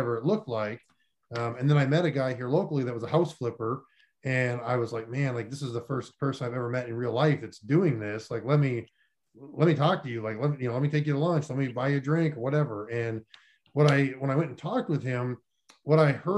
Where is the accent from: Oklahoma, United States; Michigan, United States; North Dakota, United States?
North Dakota, United States; moved away as an adult; also born or lived in Florida / Columbus, Ohio; I grew up in North Dakota and lived there for most of my life